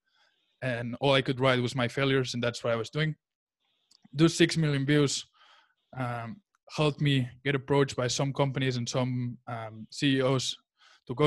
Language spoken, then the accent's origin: English; Barcelona, Catalonia, Spain; English is a second language; also born or lived in United States / Charlotte, North Carolina; I was born in the United States, but I was raised in Barcelona in Spain, where I'm right now with my family